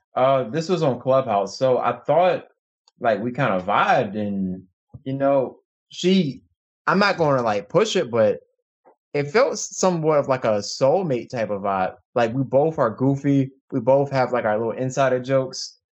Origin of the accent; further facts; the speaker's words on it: Chesapeake, Virginia, United States; now in Issaquah, United States; I'm from Virginia, Chesapeake, Virginia, known as the seven five seven, but I currently live in Issaquah, Washington.